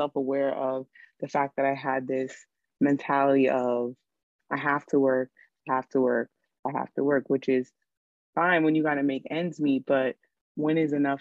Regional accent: New York City, New York, United States; growing up in New York City

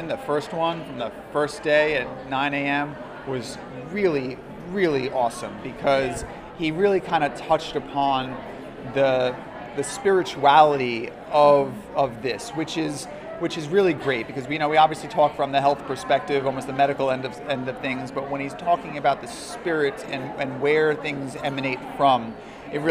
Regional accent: New York, United States; I'm from New York

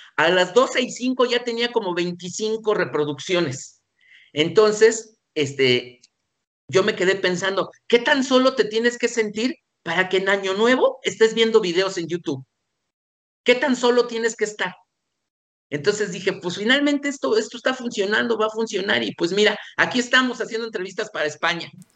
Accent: Mexico; así como somos los mexicanos

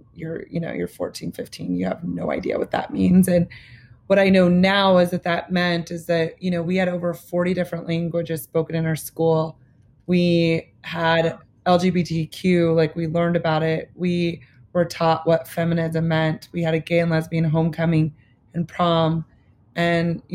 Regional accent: Lincoln, Nebraska, United States; moved away as an adult; also born or lived in New York; Growing up in Lincoln, Nebraska

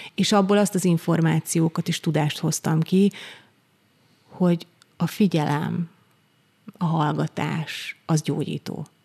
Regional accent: Eger, Heves, Hungary; én Egerben nőttem föl

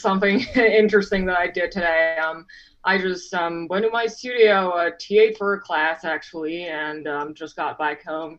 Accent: Florida, United States; I'm from Florida, like it's much more. That's like a decent hobby back home

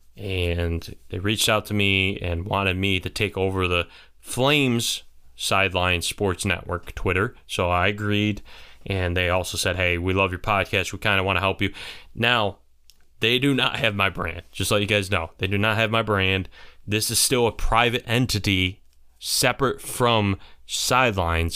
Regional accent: St. Bonaventure area, New York, United States; they're my hometown area team.

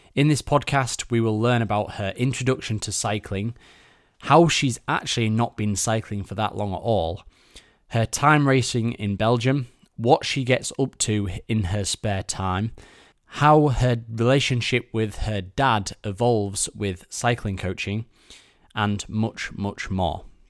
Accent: Yorkshire and the Humber, United Kingdom; both being Yorkshire folk

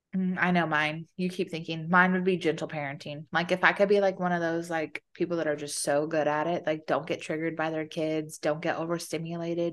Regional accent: Arizona, United States; I grew up in Arizona, so it was hot

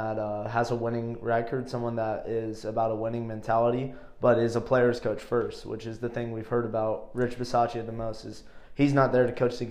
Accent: Ohio, United States; also born or lived in California; I grew up here in Ohio

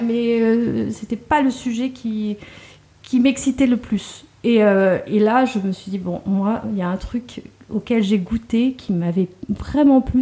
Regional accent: Trappes, Île-de-France, France; moved away; also born or lived in Casablanca, Morocco / Guelmim, Morocco / Agadir, Morocco / United States; j'ai grandi à Trappes, euh, dans une banlieue euh, parisienne.

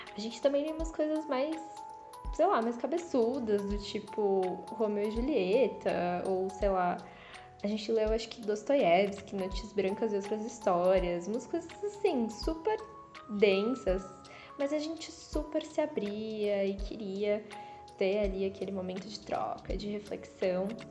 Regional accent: São Paulo, Brazil; a minha relação com a cidade, assim, com São Paulo, estava muito circunscrita a Zona Leste, a minha quebrada

